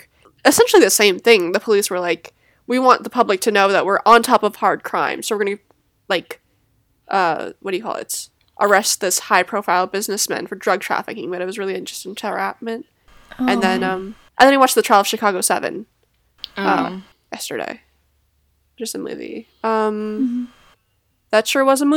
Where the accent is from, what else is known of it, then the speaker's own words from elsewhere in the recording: Canada; now in New Jersey, United States; I am Canadian. But I do live in New Jersey